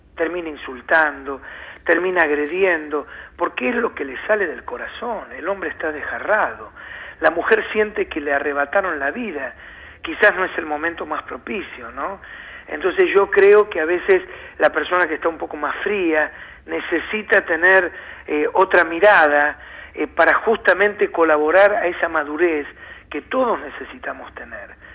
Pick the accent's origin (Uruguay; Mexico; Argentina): Argentina; nosotros vivimos muy atados y más como argentinos al presente